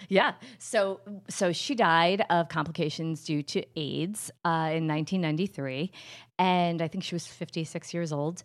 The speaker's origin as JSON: {"language": "English", "region": "New Jersey", "country": "United States", "said": "I'm from Jersey, so it comes out auntie"}